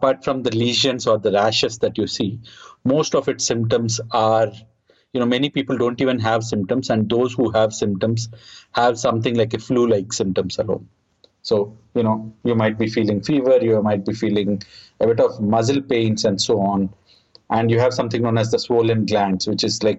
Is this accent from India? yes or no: yes; India; I'm from India.